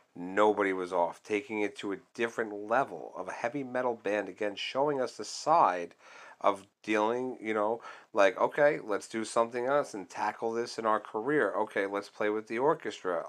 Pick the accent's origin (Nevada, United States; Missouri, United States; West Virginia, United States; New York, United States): New York, United States; I'm from New York